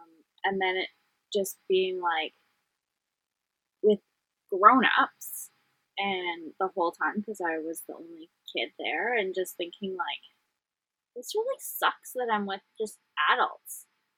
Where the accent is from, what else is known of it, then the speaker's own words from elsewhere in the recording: Vancouver, British Columbia, Canada; Vancouver in Canada.